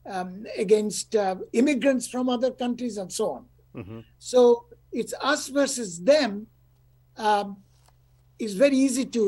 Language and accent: English; India; now in United States; I live in the United States, I'm from India.